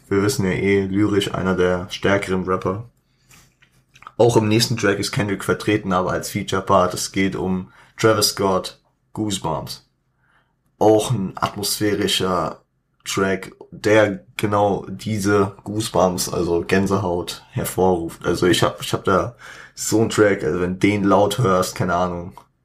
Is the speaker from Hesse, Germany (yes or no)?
yes; Frankfurt, Hesse, Germany; ich als Frankfurter